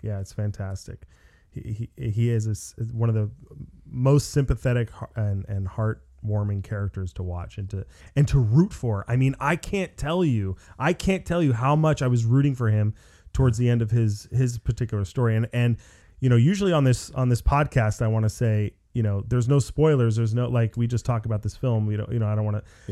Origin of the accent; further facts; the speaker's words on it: Los Angeles, California, United States; I live in Los Angeles. I'm from Los Angeles